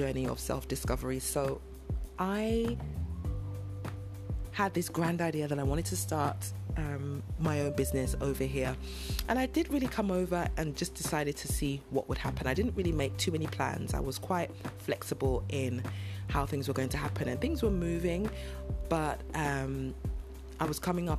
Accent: London, United Kingdom; moved away as an adult; now in Nigeria; I am a British Nigerian. So I was born and raised in London in the UK, and I lived and worked and was educated there

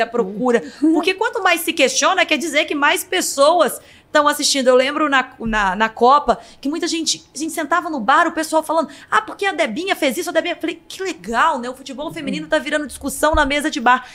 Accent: Minas Gerais, Brazil; eu sou de Minas Gerais

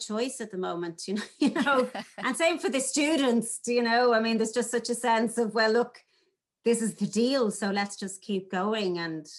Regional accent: Ireland

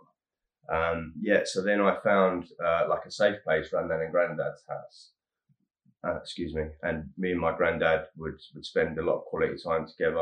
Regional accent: Harlow, East of England, United Kingdom; I was born in Harlow, Essex

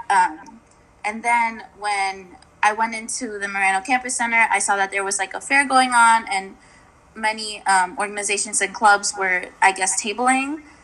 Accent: Yonkers, New York, United States; moved away as an adult; now in Oswego, United States; I'm from Yonkers

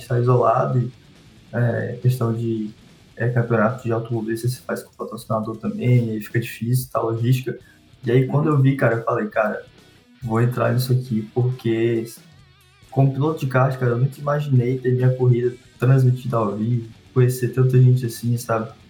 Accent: Teresina, Piauí, Brazil; eu sou natural de Teresina, no Piauí

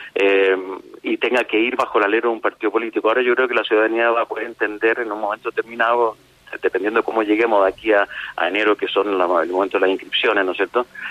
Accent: Chile; nosotros como, como sociedad chilena

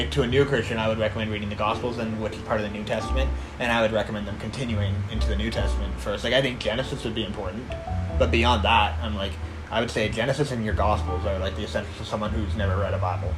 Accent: Kelowna, British Columbia, Canada; I grew up in Kelowna

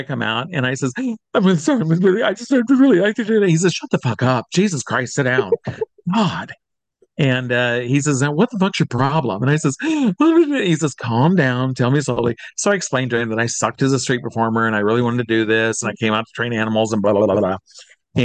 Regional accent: Iowa, United States; moved away as an adult; I'm from Iowa originally

